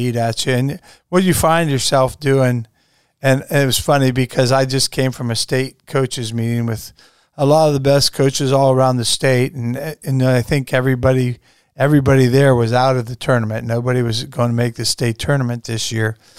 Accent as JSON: {"language": "English", "town": "Strasburg", "country": "United States", "tie": "born or raised there", "said": "growing up in Strasbourg, which basketball is pretty much the sport there then"}